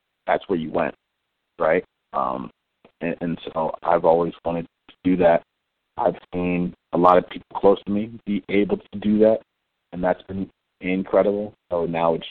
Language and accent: English; Cleveland, Ohio, United States; Growing up in Cleveland, especially on the east side of Cleveland